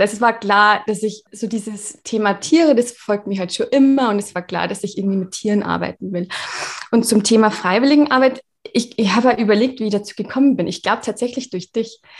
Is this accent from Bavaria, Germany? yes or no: yes; Regensburg, Bavaria, Germany; Ich komme aus Regensburg